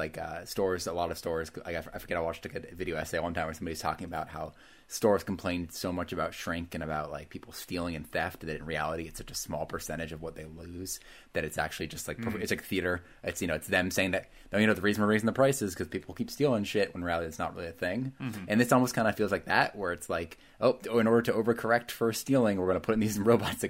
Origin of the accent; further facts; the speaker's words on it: Vermont, United States; I grew up in Vermont, where like we had two malls in Burlington